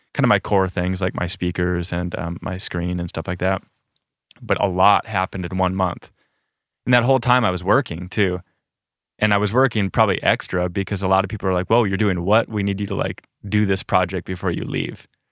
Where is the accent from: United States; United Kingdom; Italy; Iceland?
United States; South Dakota; moved away as an adult; I'm from South Dakota originally, and I think there wasn't a lot of nature in South Dakota and the east side that I was on.